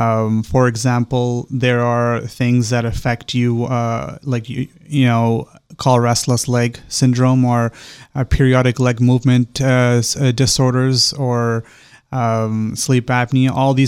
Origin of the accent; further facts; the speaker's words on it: Canada; moved away as an adult; So I'm originally from Canada. Mm-hmm. I was born and raised there.